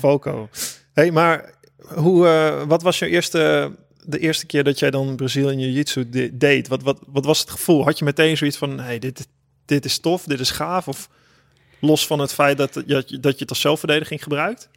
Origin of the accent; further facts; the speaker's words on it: Holten, Overijssel, Netherlands; Ik kom ook uit Overijssel. Holte